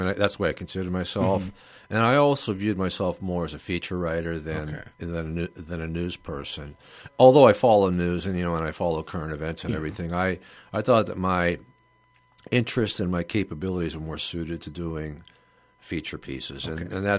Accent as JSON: {"language": "English", "town": "Youngstown", "region": "Ohio", "country": "United States", "tie": "born or raised there", "said": "You know, we lived in Mahoning County."}